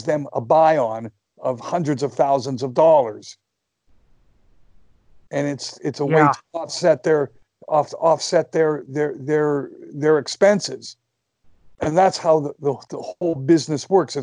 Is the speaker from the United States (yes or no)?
no; Canada; I'm a Canadian